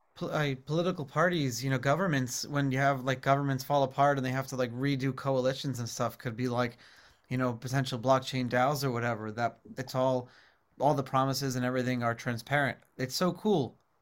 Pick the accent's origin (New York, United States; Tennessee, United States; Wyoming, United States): New York, United States; New York City; growing up in New York City, I remember as a kid